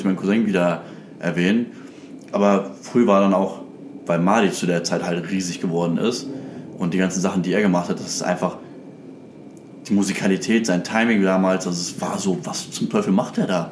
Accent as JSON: {"language": "German", "town": "Krefeld", "region": "North Rhine-Westphalia", "country": "Germany", "said": "ich bin ja eigentlich aus Krefeld"}